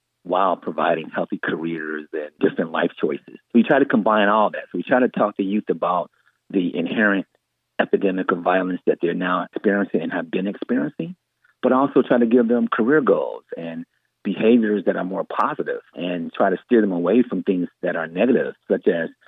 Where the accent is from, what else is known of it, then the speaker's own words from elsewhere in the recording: Gary, Indiana, United States; I'm from Gary, Indiana, born and raised